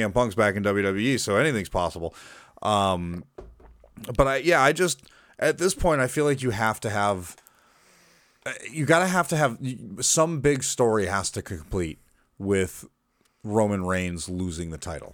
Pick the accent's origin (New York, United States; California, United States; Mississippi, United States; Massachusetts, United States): Massachusetts, United States; now in Florida, United States; I was born in Massachusetts. I am not a native Floridian